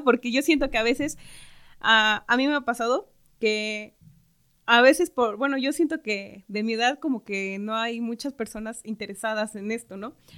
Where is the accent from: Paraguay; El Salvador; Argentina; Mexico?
Mexico; Santa Isabel Cholula, Puebla; soy de Santa Isabel Cholula